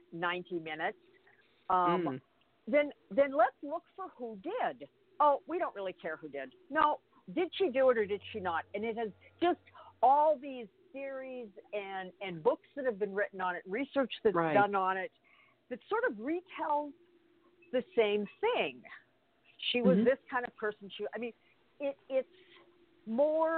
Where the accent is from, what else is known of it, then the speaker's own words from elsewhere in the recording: Canada; I was born and raised in Canada